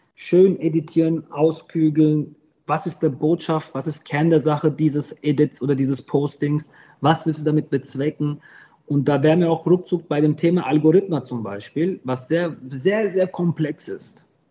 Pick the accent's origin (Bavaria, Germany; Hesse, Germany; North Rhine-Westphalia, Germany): Hesse, Germany; Griesheim; also born or lived in Heppenheim; Ich habe einen Migrationshintergrund, aber ich bin kein Migrant. Ich bin hier geboren, voll Blut, Ich kenne die Kultur